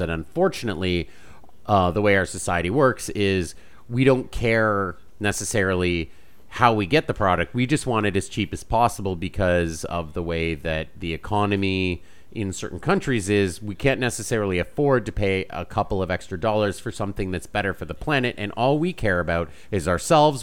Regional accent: Canada; I'm Canadian.

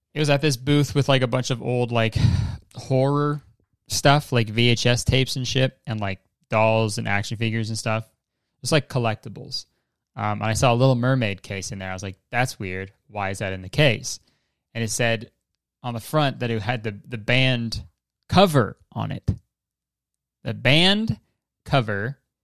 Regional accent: Hamilton, Ontario, Canada; my hometown of Hamilton, Ontario

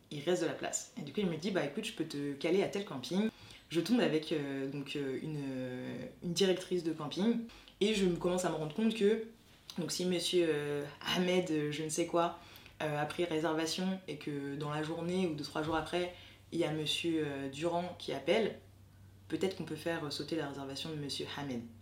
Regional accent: France; je suis française mais d'origine haïtienne, j'ai été adoptée enfant

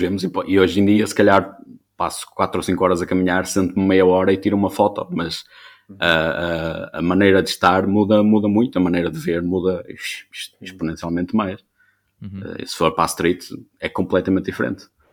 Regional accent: Vila Nova de Famalicão, Norte, Portugal; sou de Vila Nova Famalicão

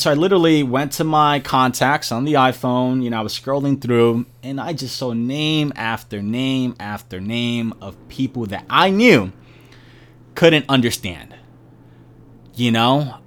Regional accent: New York City, New York, United States; born and raised in Brooklyn, New York

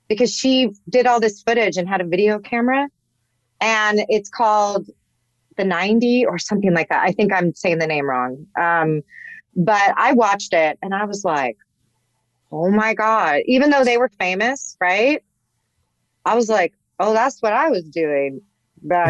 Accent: Los Angeles, California, United States; moved away as an adult; also born or lived in Santa Cruz / San Diego; now in San Diego suburbs, United States; I'm actually from Los Angeles originally, born and raised

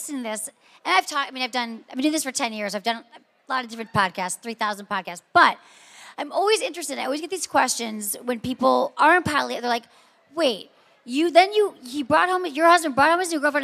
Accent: Michigan, United States; also born or lived in San Francisco; now in Los Angeles, United States; I'm from Michigan originally

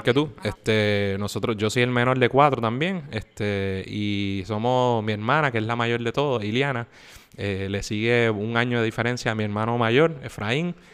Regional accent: San Juan, Puerto Rico; also born or lived in Guaynabo; yo soy oriundo de San Juan, yo nací en San Juan

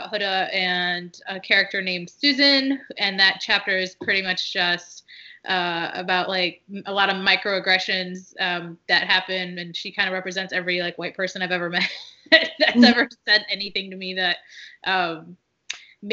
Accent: United States; first language Arabic; English is a second language; a Muslim woman who was born and raised in America, living in America

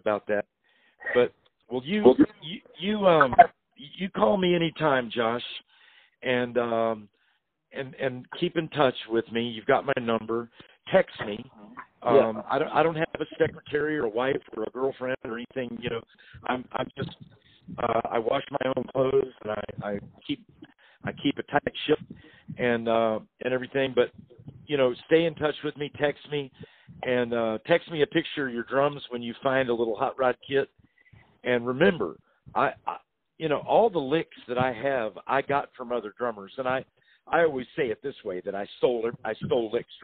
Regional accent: Louisville, Kentucky, United States; I was born in Louisville, Kentucky

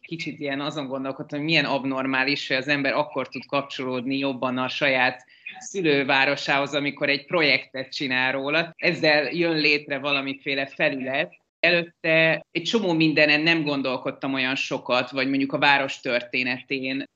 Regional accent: Pécs, Baranya, Hungary; moved away as an adult; now in Budapest, Hungary; Én egy másik vidéki metropolisból származom Pécsről. Én ott születtem, és 20 éves koromig ott is éltem.

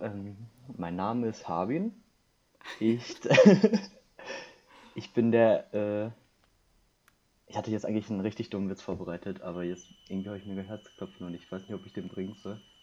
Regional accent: Wildeshausen, Lower Saxony, Germany; also born or lived in South Korea / Gütersloh; Also ich bin in Südkorea geboren, wohne seit 2002 in Deutschland. Ursprünglich, also erst in Gütersloh und bin dann irgendwann zur zweiten Klasse nach Wildeshausen gezogen

